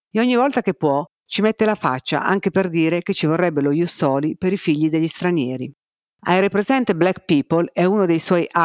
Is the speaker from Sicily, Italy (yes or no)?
no; Rome, Lazio, Italy; born there; accent: Roman; un inconfondibile accento romano. Ah, se non si fosse capito, io sono un cinese nato a Roma. Io sono un IBC, un Italian born Chinese, di seconda generazione.